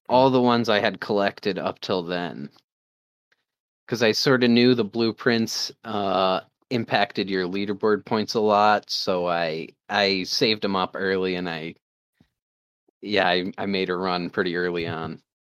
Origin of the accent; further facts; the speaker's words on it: Maine, United States; I'm a hunter from Maine